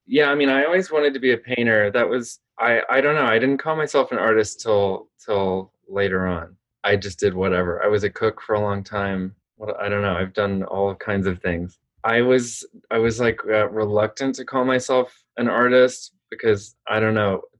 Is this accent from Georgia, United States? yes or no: no; Austin, Texas, United States; also born or lived in Los Angeles, California; I grew up in Austin, Texas, and we were born in in LA actually, but my mom was from Texas, and we moved back there